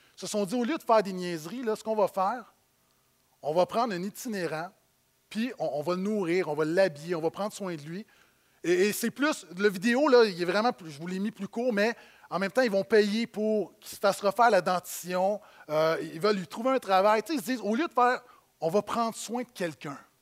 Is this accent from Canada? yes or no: yes; Quebec, Canada; en tant que Québécois de banlieue